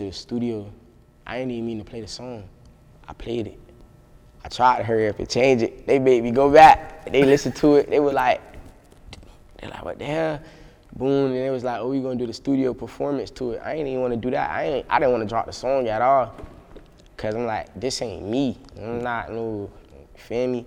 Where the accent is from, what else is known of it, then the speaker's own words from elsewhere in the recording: Palm Beach, Florida, United States; I'm away from Palm Beach